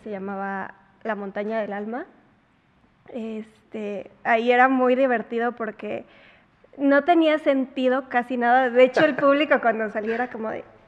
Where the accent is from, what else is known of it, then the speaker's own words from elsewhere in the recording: Puebla, Mexico; nací en Puebla, crecí en Puebla, toda mi vida he vivido en Puebla